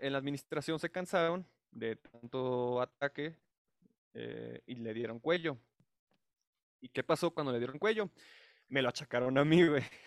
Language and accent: Spanish; Mexico City, Mexico; soy residente de la Ciudad de México